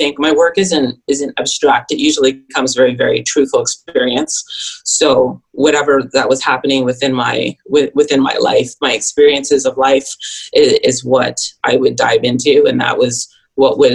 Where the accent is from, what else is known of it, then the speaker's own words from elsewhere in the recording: Toronto, Ontario, Canada; moved away as an adult; now in New York City, United States; I'm actually from Toronto, Canada.